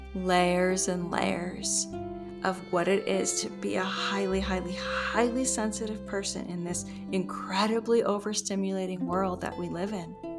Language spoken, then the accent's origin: English; Los Angeles, California, United States; moved away; I grew up in Los Angeles